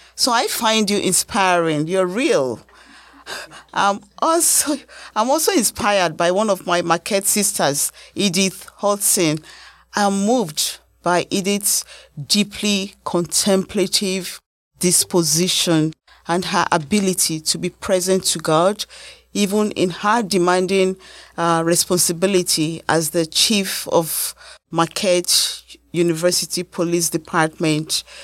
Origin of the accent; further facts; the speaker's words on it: Nigeria; now in United States; as a Nigerian American